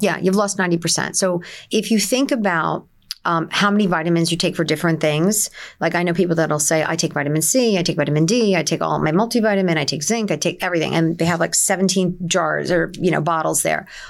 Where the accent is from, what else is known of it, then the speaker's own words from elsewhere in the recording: Nutley, New Jersey, United States; moved away as an adult; also born or lived in Newark, New Jersey / Livingston, New Jersey; now in Middletown, United States; I'm originally from Essex County. I was born in Newark, as most people were, and I moved to Nutley as a child.